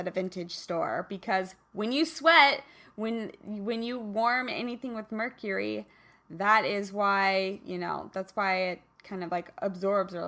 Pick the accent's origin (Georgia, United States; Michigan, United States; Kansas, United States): Kansas, United States; moved away; I'm from Kansas originally, so I was raised, you know, playing out in the backyard